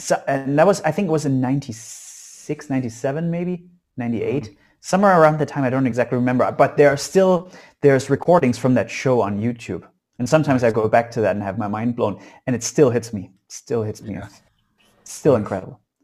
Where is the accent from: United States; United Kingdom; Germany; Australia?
Germany; Saxony; So I was born in East Germany behind the wall, and I still live in in Saxony in East Germany these days.